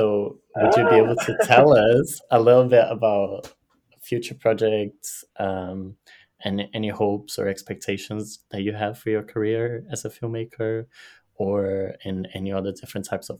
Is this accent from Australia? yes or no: no; Brazil; I'm from Brazil